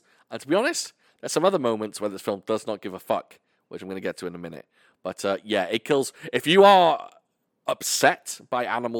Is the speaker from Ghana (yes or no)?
no; United Kingdom; No, because I'm British and he's...